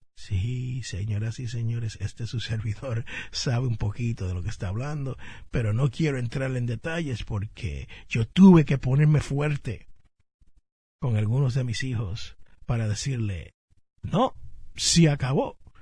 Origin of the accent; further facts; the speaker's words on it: Jersey City, New Jersey, United States; en el barrio donde yo nací, Jersey City, New Jersey